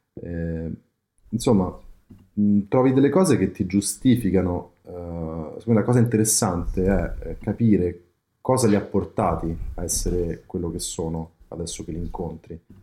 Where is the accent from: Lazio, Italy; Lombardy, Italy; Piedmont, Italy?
Lazio, Italy; Rome; da romano